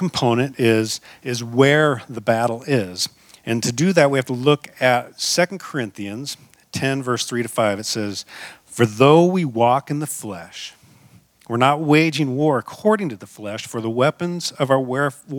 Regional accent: Seattle, Washington, United States; also born or lived in Front Range, Colorado; now in Colorado, United States; I'm from the Northwest, from Seattle

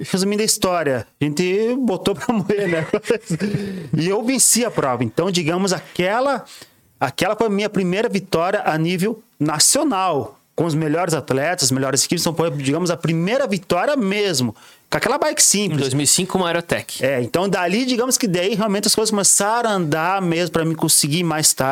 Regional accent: São Bento, Brazil; foi o Campeonato Brasileiro realizado aqui em São Bento, na minha cidade, no que eu moro, na minha cidade natal.

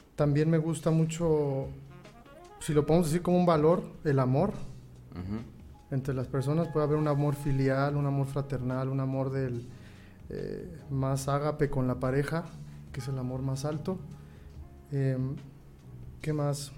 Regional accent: La Piedad, Michoacán, Mexico; also born or lived in Morelia; soy originado aquí de La Piedad

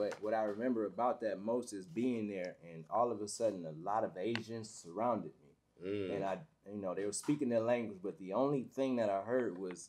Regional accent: Detroit, Michigan, United States; moved away; also born or lived in Atlanta; Like I'm a kid from Detroit

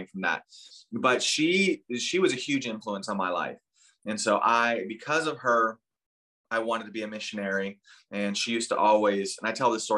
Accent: Texas, United States; moved away as an adult; also born or lived in Turkey; born and raised in Texas

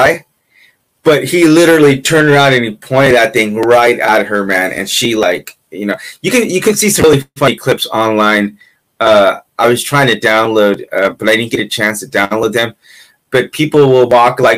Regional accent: California, United States; I'm from California

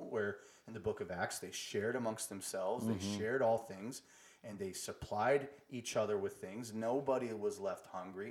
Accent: United States; we as American, like us Americans

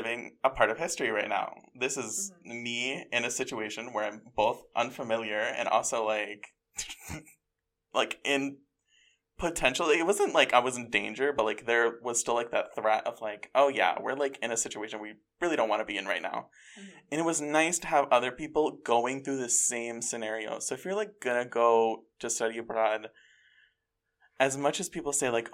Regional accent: rural Western New York, United States; now in Albany, United States; I'm from the rural part of Western New York.

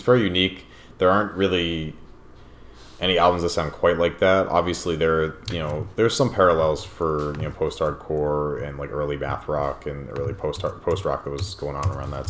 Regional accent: East Coast, United States; we're both from the East Coast

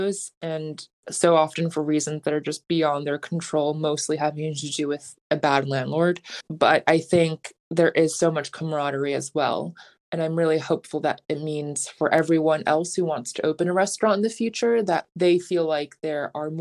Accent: New York City, New York, United States; I'm a New Yorker

